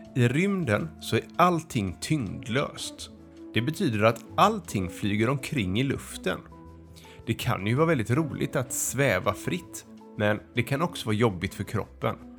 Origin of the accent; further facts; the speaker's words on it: Västra Torup, Skåne, Sweden; Jag kommer ifrån Västra Torup